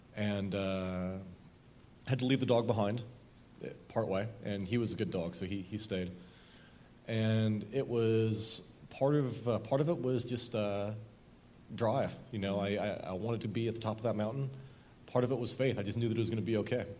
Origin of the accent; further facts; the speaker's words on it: Southern Oregon, United States; I grew up in Southern Oregon